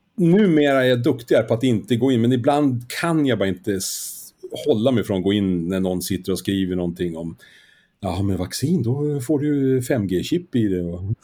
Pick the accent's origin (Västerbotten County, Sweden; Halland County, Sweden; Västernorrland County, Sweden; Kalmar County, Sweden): Västerbotten County, Sweden; Skellefteå; now in Stockholm, Sweden; jag är född i Skellefteå, det är ju i Västerbotten